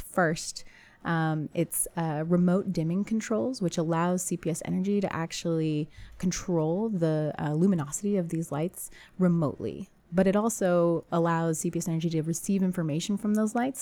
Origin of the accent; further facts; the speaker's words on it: San Antonio, Texas, United States; also born or lived in Cambridge, Massachusetts; San Antonio being my hometown